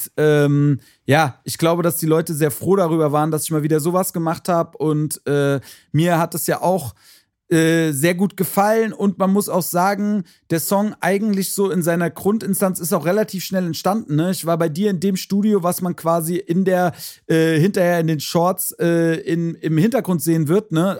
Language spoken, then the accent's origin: German; Frankfurt, Hesse, Germany; hier bei uns in Hessen, Frankfurt, Region, Umfeld